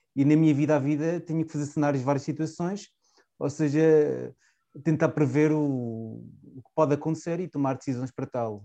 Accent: Chaves, Trás-os-Montes, Portugal; accent: Transmontano; moved away as an adult; also born or lived in Porto; Eu sou transmontano, a minha pronúncia diz isso, sou de Chaves, de uma pequena cidade transmontana de 15 mil habitantes

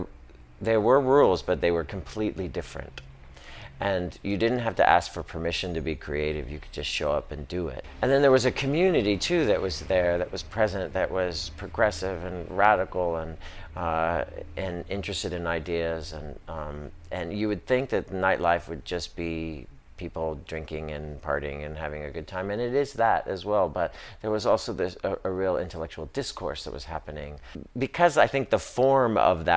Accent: Stockton, California, United States; moved away; growing up in Stockton, California, and in a place that I couldn't wait to get out

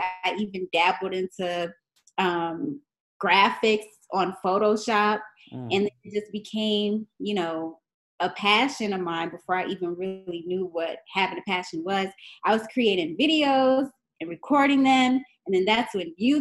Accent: Niagara Falls, New York, United States; I was in this after-school program in my hometown, Niagara Falls, New York

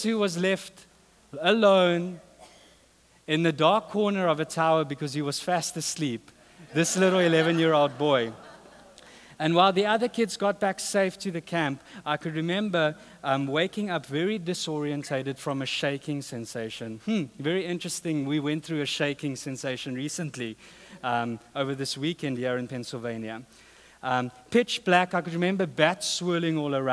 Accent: South Africa; moved away

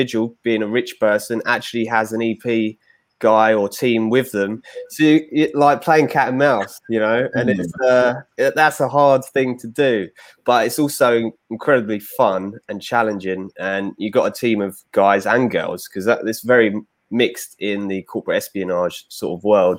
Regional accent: London, United Kingdom; accent: London; So I'm obviously English. You can tell by my accent from London.

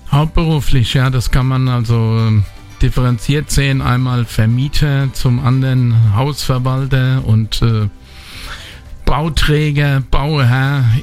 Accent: Bad Kreuznach, Rhineland-Palatinate, Germany; Das ist meine Heimatstadt bin hier geboren, aufgewachsen, lebe mein ganzes Leben schon hier.

